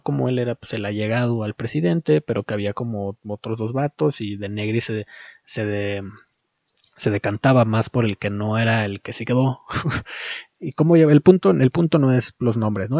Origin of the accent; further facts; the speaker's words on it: Mexico; como mexicano